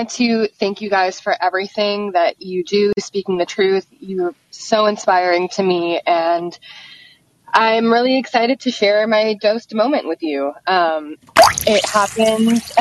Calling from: San Francisco, California, United States; Um, I'm calling from San Francisco right now.

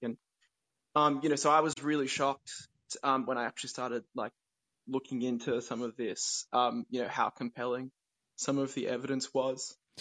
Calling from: Australia; I'm calling in from Australia

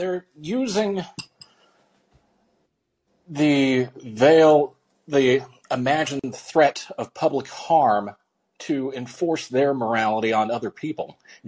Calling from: Washington, United States; No, Washington State.

